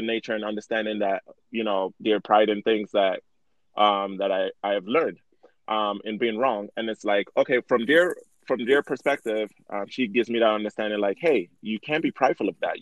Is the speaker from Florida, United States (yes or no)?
yes; Miami, Florida, United States; now in Utah, United States; I grew up in Miami